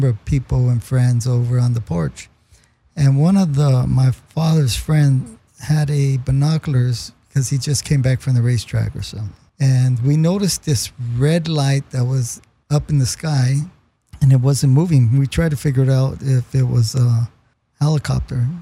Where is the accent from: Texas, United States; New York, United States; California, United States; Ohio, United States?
California, United States; Los Angeles; I grew up in Lincoln Heights, Northeast